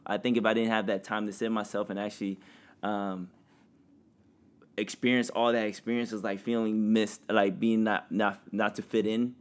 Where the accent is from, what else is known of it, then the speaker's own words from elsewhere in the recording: Indiana, United States; growing up in Indiana with no other family